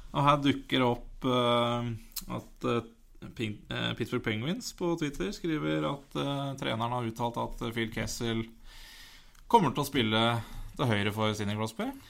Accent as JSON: {"language": "Norwegian", "town": "Elverum", "region": "Innlandet", "country": "Norway", "said": "vi er fra Elverum"}